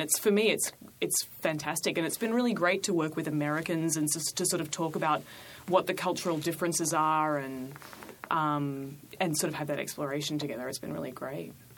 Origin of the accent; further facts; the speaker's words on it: Australia; now in New York, United States; I never work as an Australian in New York